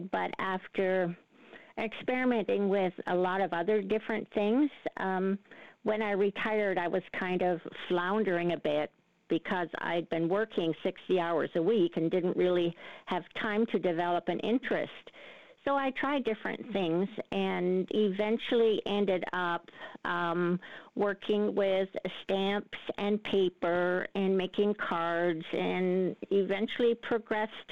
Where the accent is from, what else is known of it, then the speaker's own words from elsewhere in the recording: Canada; also born or lived in Netherlands; Well, Peter, I was born in Holland and came to Canada as a, a six year old girl.